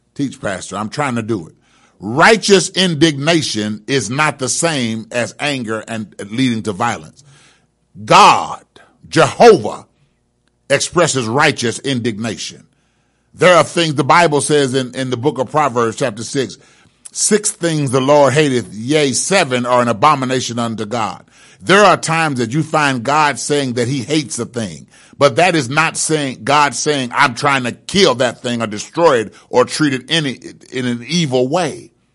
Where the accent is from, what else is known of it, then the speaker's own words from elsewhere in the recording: Indianapolis, Indiana, United States; I grew up in Brightwood and chose to not let Brightwood continue to control me